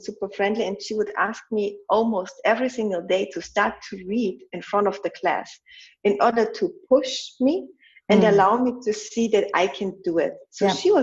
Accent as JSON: {"language": "English", "country": "Germany", "tie": "born or raised there", "also_born_or_lived": "Poland", "said": "I was almost 7 when my mom died, and I was 7 when I moved from Poland to Germany."}